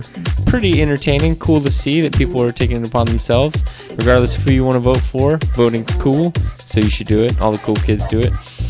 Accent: around Fort Worth, Texas, United States; I'm from Texas, so I'm allowed to say that.

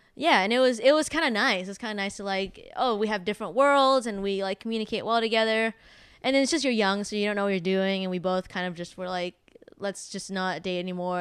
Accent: San Jose, California, United States; moved away as an adult; now in Los Angeles, United States; just living in a small town growing up in San Jose

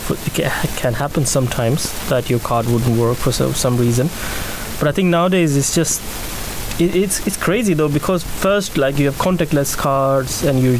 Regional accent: Pakistan; also born or lived in Norway; now in United Kingdom; So I'm now a British citizen, and my body has adjusted to the rain and the climate here.

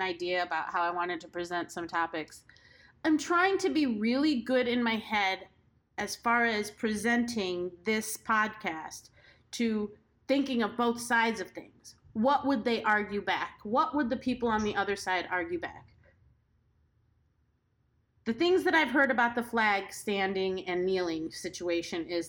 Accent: United States

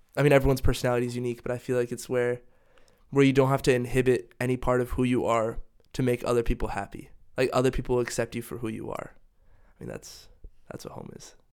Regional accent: Dallas, Texas, United States; moved away as an adult; also born or lived in North Carolina / Ecuador; now in Denmark; originally, home was Dallas, Texas for me with my family

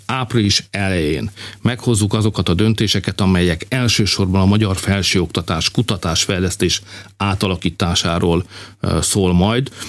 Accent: Hungary; magyarok vagyunk

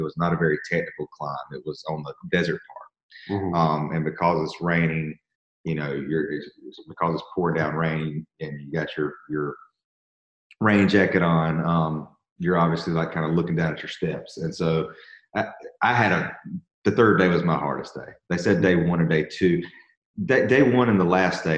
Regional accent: Georgia, United States; I'm from Georgia where it doesn't really hail.

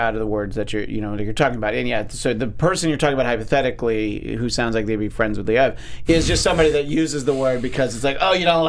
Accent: New York, United States; where I grew up in New York State.

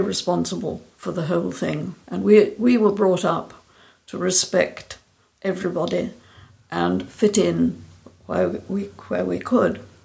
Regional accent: Scotland, United Kingdom; I'm from Scotland, and I live in the village where I was born

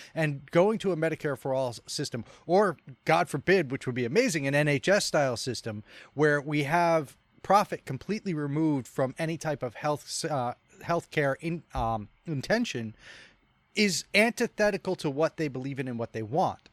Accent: Rhode Island, United States; my home state, Rhode Island

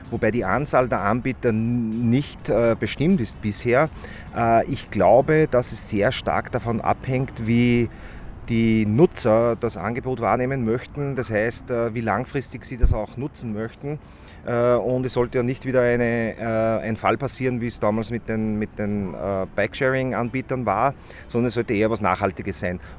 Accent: Upper Austria, Austria; Und ich bin, äh, ich bin ja aus Oberösterreich und jedes Mal, wenn ich nach Wien fahre, äh, ist es für mich ein Graus

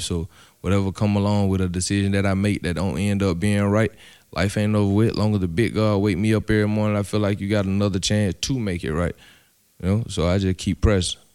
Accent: Atlanta, Georgia, United States; I'm from Edgewood, Edgewood. I'm from the hood, Edgewood.

